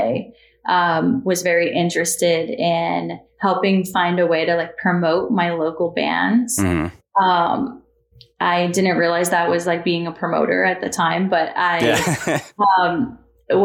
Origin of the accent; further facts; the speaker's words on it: Paxton, Massachusetts, United States; moved away as an adult; now in Los Angeles, United States; I grew up in central Massachusetts